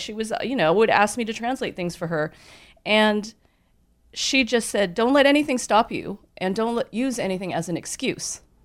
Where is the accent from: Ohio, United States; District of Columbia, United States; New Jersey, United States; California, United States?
California, United States; Southern; also born or lived in New York City; I was born in New York. But I don't remember it because we moved to California when I was a baby